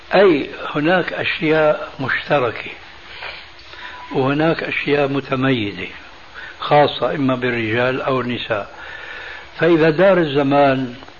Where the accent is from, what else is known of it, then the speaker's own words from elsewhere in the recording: Syria; عندنا في سوريا